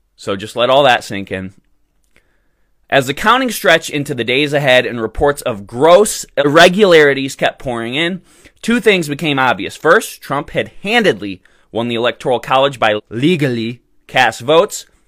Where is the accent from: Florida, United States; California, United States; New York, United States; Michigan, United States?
Michigan, United States; my home state of Michigan